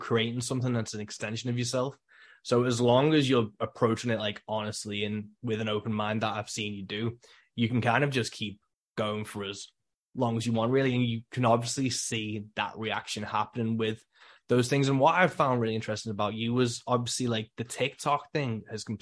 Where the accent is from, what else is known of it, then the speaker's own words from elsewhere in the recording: the Wirral, North West England, United Kingdom; I'm over the water from Liverpool on a little peninsula on the other side of the River Mersey and the Wirral